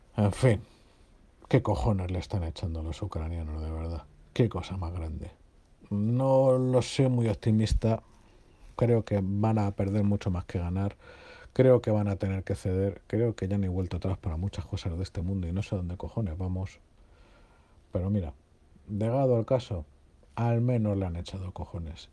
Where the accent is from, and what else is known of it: Spain